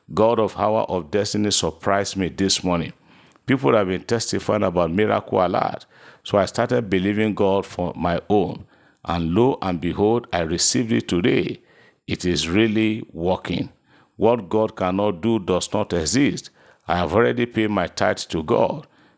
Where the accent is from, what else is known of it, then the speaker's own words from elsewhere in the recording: Owo, Ondo, Nigeria; I'm so person from Owo in Ondo State.